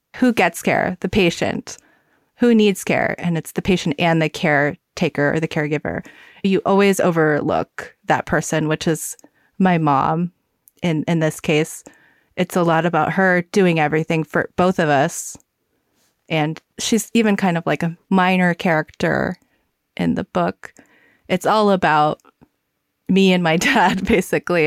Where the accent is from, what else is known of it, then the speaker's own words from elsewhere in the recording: the South, United States; I grew up in the South